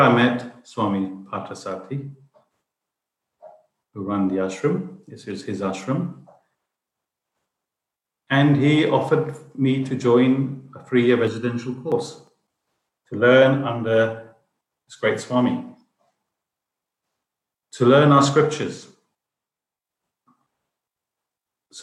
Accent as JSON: {"language": "English", "country": "United Kingdom", "tie": "born or raised there", "said": "I was brought up in UK"}